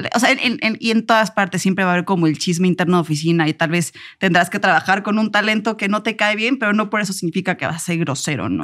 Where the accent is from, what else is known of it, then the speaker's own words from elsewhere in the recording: Puebla, Mexico; now in Mexico City, Mexico; Vengo de Puebla, no es tampoco un rancho